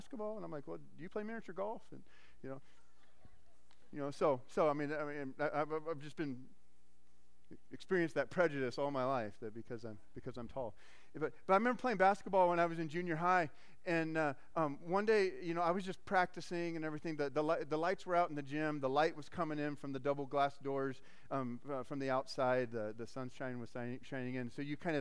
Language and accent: English; Arizona, United States; I grew up in Arizona